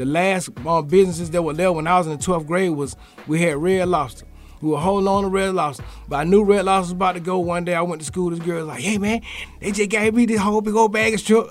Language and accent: English; Atlanta, Georgia, United States; we got a good hand in the ATL city